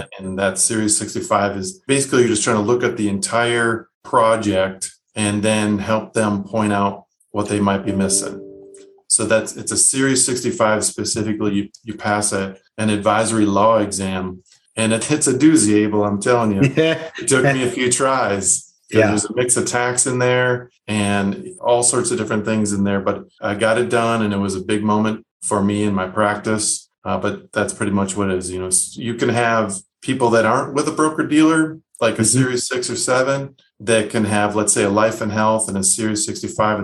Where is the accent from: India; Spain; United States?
United States; Minnesota; moved away as an adult; also born or lived in San Diego / Michigan; now in San Antonio, United States; I hail from Minnesota, my wife and I, of 25 years, or will be in September